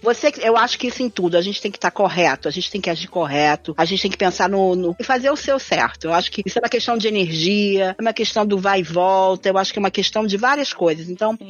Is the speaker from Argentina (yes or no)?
yes; Argentina; now in Brazil; eu sou argentina